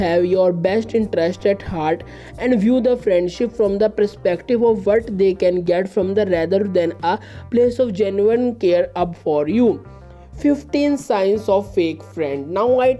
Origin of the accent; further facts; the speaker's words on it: India; I am from India.